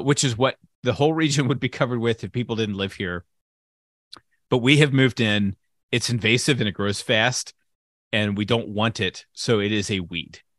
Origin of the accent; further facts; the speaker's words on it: United States; an American citizen